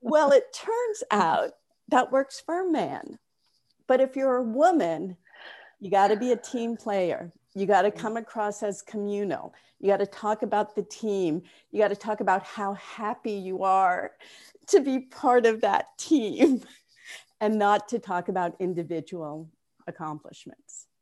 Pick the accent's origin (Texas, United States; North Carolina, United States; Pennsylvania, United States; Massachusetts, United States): Massachusetts, United States; Newton; moved away as an adult; also born or lived in California / New York; I'm from Newton, Massachusetts